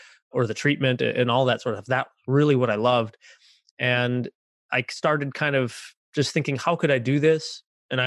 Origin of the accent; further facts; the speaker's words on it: Minnesota, United States; also born or lived in San Antonio, Texas; I grew up here in Minnesota, where I was born and raised here